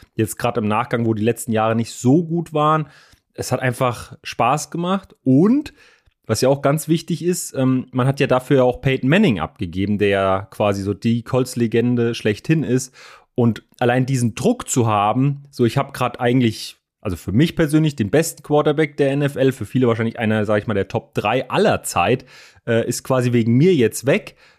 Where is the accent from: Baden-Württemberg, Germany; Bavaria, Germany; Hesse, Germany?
Hesse, Germany; Frankfurt; für mich natürlich als, als Frankfurter